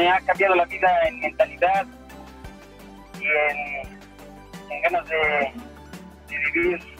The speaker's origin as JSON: {"language": "Spanish", "region": "Puebla", "country": "Mexico", "said": "me siento orgulloso de poder este, poner en alto lo que es Puebla, Puebla en el boxeo."}